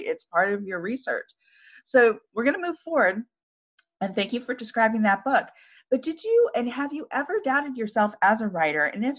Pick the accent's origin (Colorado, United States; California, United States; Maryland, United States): California, United States; Northern; moved away; I come from Northern California, a small coastal town, and I was raised there.